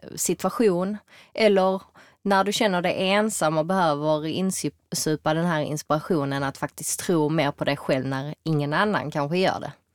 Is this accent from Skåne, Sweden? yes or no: yes; Malmö, Skåne, Sweden; also born or lived in New York; jag är född och uppväxt här i Malmö